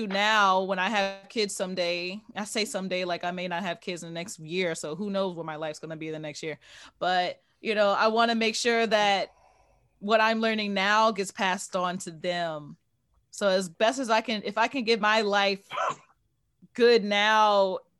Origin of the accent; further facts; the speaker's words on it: New Orleans, Louisiana, United States; I'm from New Orleans, I'm not from Louisiana